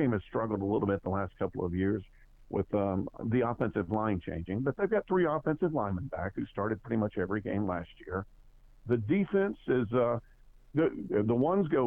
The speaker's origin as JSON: {"language": "English", "town": "Jacksonville", "region": "Alabama", "country": "United States", "tie": "born or raised there", "said": "I grew up in Jacksonville, Alabama"}